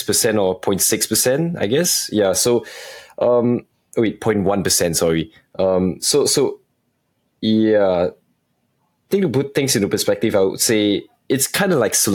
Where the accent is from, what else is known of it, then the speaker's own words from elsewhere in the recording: Singapore; The entire team is based in Singapore as well. Actually, most of us are Singaporeans